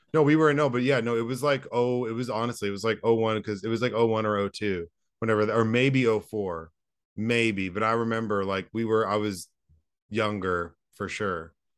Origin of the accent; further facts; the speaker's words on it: Southlake, Texas, United States; also born or lived in Dallas, Texas; I grew up in Dallas